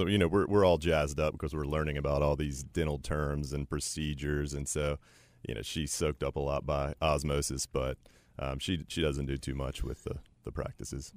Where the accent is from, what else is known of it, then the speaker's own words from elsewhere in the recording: Chapel Hill, North Carolina, United States; I was raised in Chapel Hill